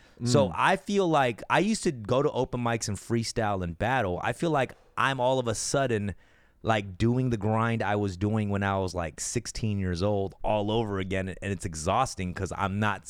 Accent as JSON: {"language": "English", "town": "Los Angeles", "region": "California", "country": "United States", "tie": "born or raised there", "said": "Like in my neighborhood at the Wiltern. I sell out the Wiltern in my hometown."}